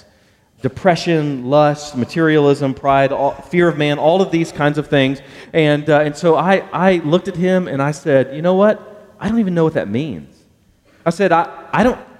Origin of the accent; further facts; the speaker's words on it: Baytown, Texas, United States; growing up in the Houston area, a little town called Baytown, home of Gary Busey, that's our slogan, I grew up there